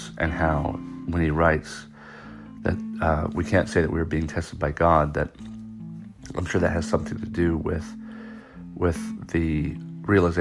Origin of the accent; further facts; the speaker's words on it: United States; as an American